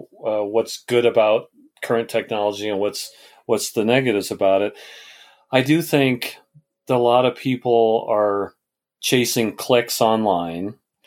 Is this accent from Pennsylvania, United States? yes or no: no; Colorado, United States; images of Colorado, because I love my home state